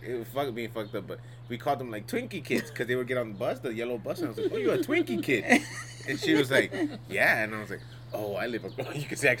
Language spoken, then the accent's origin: English; New York, United States; moved away as an adult; now in Los Angeles, United States; I'm straight from New York.